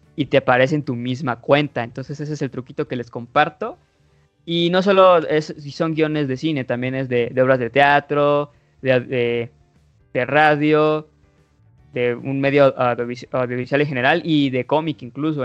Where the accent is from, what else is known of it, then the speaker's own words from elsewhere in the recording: Mexico; soy mexicano y la verdad, aunque sí sepa inglés, sí se me nota lo mexa al hablarlo